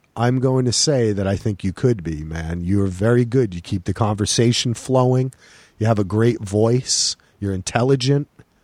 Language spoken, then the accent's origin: English; New Jersey, United States; I grew up in New Jersey, which is closer to you. Basically, kind of like across the pond, as they say, right? Like near New York.